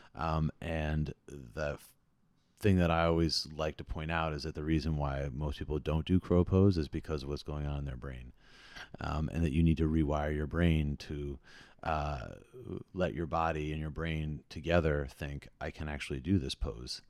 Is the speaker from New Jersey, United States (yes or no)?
yes; New Jersey, United States; I am from New Jersey